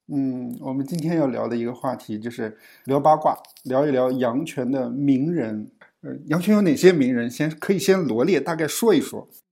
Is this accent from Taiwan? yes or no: no; Yangquan, Shanxi, China; 作为一个羊圈人